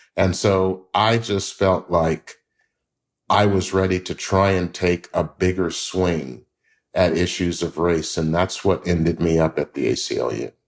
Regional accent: Memphis, Tennessee, United States; I grew up in Memphis, Tennessee

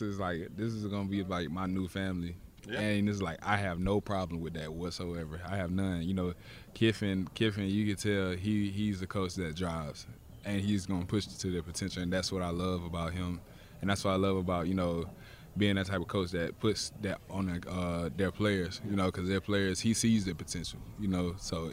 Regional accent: the South, United States; I'm from the South, and it feels just like this down there

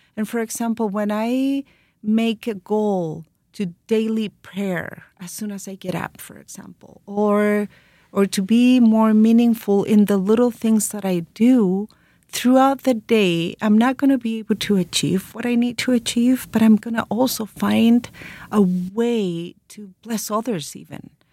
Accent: Santiago area, Santiago Metropolitan Region, Chile; we're from Chile. We were born in the Santiago area

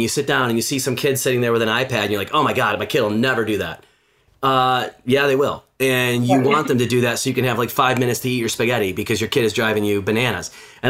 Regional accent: Midwest, United States; I grew up in the Midwest. It wasn't really something that, you know, we did where I was from and where I grew up. And then I landed on the West Coast for a long time.

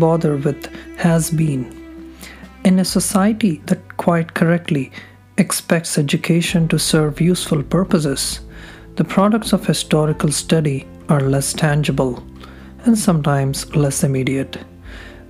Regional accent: Hyderabad, Telangana, India; As an Indian hailing from Hyderabad, a Telugu by birth, with my paternal and maternal roots in both Andhra and Telangana regions, I had grown up

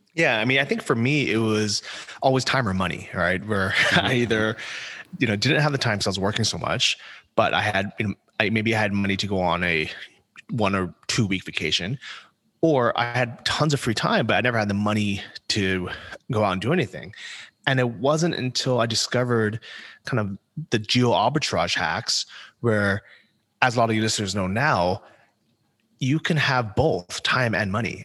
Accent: San Francisco, California, United States; moved away as an adult; also born or lived in Thailand / Poland / Ukraine; I grew up in San Francisco

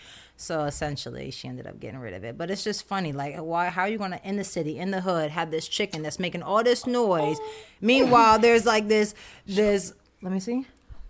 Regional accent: Pennsylvania, United States; my mom lives in Pennsylvania. I'm from Pennsylvania. And my mom's white. My dad's black.

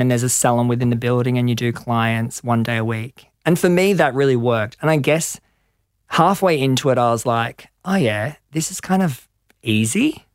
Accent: Gold Coast, Queensland, Australia; moved away as an adult; also born or lived in London; I grew up on the Gold Coast

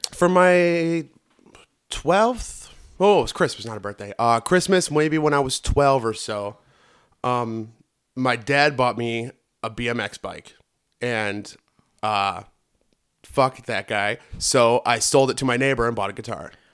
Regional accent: Northwest Indiana, United States; I grew up in Northwest Indiana

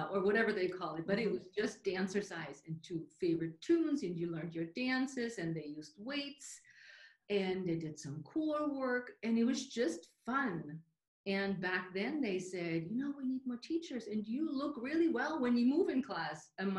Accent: Munich, Bavaria, Germany; English is a second language; now in United States; But I moved from Germany, from the southern part of Germany, from the Munich area to the U.S. over 32, 33 years by now.

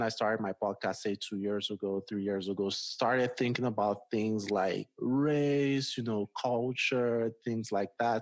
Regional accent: Nigeria; moved away as an adult; also born or lived in Washington, D.C., United States; now in Colorado, United States; I grew up in Nigeria

